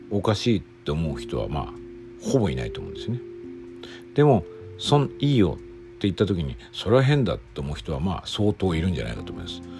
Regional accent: Japan; first language Japanese

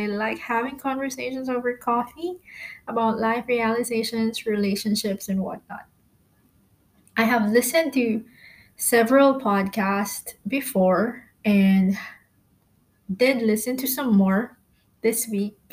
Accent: Philippines; moved away as an adult; now in Malaysia; I am a Filipino, by the way, currently staying in Malaysia. I've been here for about 3 years now

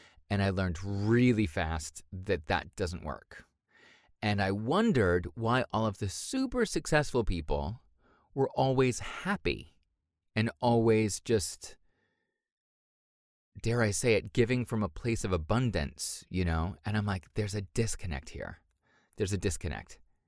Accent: Boston, Massachusetts, United States; born there; Well, I was born in America, in Boston.

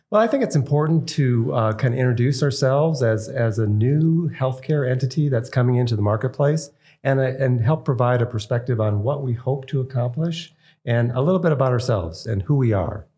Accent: East Coast, United States; moved away as an adult; now in Idaho, United States; We were from the East Coast always

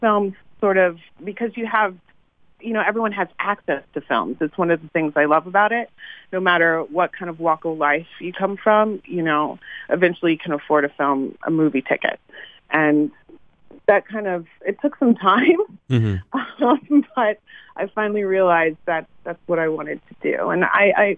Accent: Cincinnati, Ohio, United States; I'm from Cincinnati, Ohio

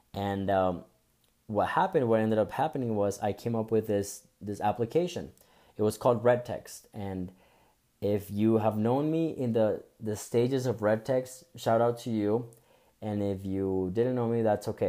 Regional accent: Bogotá, Colombia; now in United States; I was I was born and raised in Bogota, Colombia

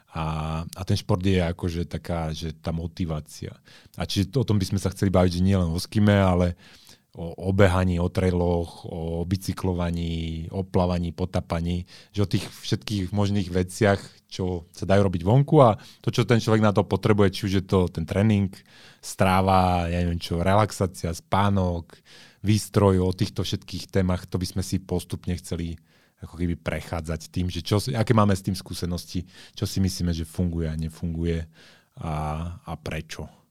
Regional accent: Žilina, Žilina Region, Slovakia; moved away; also born or lived in Bratislava; ja som pôvodne zo Žiliny

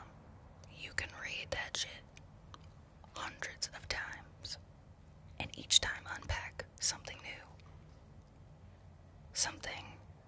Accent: Los Angeles, California, United States; I grew up in Los Angeles

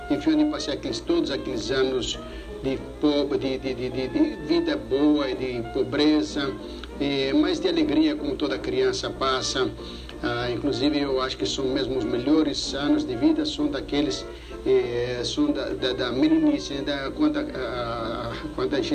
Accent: Brazil; also born or lived in Greece; Graças a Deus, agradeço a Deus que eu nasci aqui no Brasil, que eu adoro o meu país, o meu, eu sou brasileiro, graças a Deus, adoro o Brasil. E, e, passei tantos anos também na Grécia

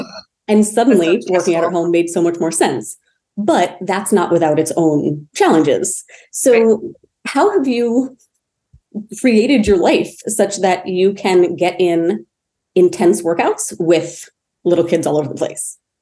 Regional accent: Maine, United States; I grew up in Maine. So the winters were very cold

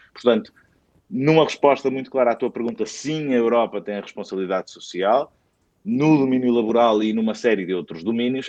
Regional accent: Portugal; enquanto portugueses, uh, partilhamos também a cidadania europeia

